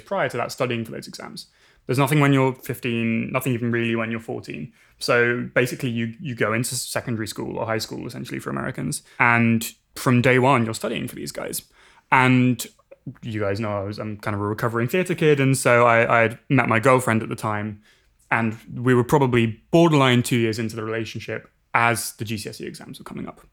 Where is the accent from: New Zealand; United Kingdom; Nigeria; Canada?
United Kingdom; England; moved away as an adult; now in Berkeley, United States; I grew up in England, as I'm, I'm sure you can tell